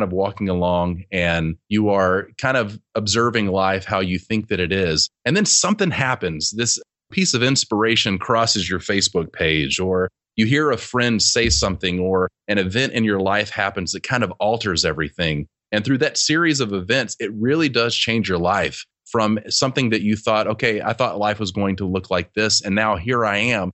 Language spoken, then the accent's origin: English; Alabama, United States; moved away as an adult; also born or lived in Prattville, Alabama / Los Angeles, California / Florida; So I grew up in Alabama. Other than spending a little bit of time in college in Florida, I grew up in, my whole life was in Alabama